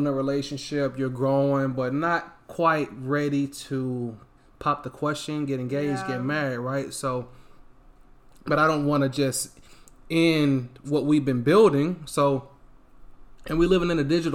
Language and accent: English; the South, United States; moved away; I grew up in the South